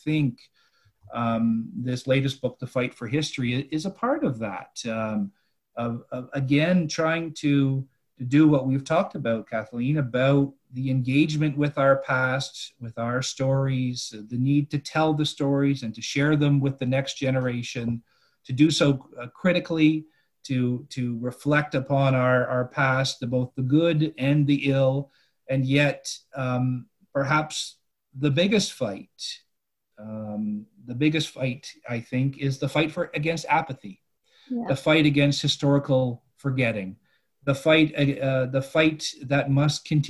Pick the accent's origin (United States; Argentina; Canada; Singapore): Canada; Ottawa, Ontario; I grew up in Ottawa